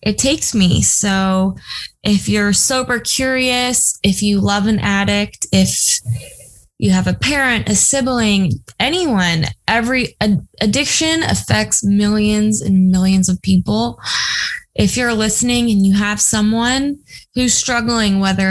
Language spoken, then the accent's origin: English; Ohio, United States; now in Los Angeles, United States; born and raised in Ohio